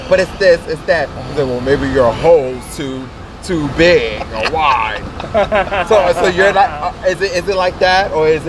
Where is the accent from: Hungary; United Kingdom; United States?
United States; I'm American.